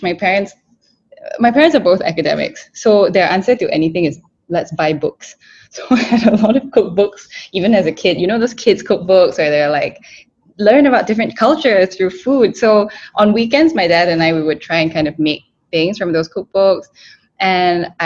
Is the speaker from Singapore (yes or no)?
yes; Singapore; growing up in Singapore